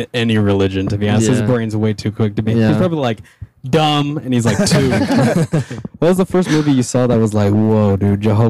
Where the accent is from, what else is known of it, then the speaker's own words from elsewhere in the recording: Toledo, Ohio, United States; I'm from Toledo, Ohio.